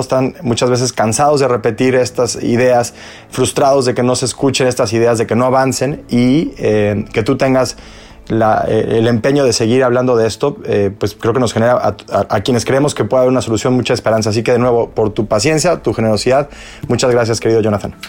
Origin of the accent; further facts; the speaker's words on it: Mexico; now in United States; vengo de México